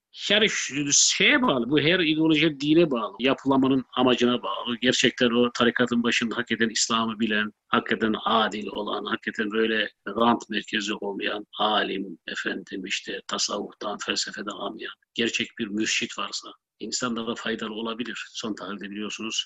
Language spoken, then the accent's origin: Turkish; Black Sea Region, Turkey; ben Karadenizli olduğum halde